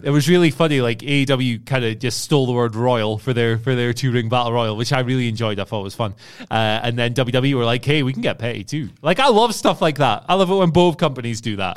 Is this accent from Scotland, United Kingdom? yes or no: yes; Scotland, United Kingdom; being a Scottish man, I am well connected to every person from Scotland